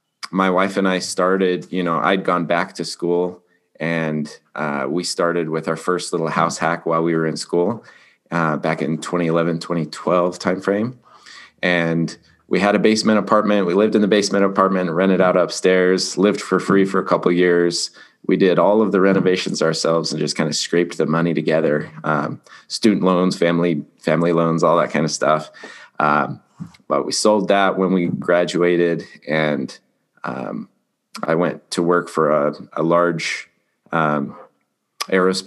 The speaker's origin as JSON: {"language": "English", "region": "Colorado", "country": "United States", "moved": "yes", "lives_now": "Utah, United States", "said": "I'm from Colorado originally. Grew up racing motocross"}